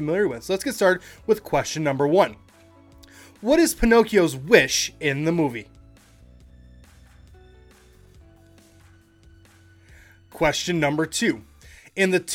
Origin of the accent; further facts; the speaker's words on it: Michigan, United States; I'm from Michigan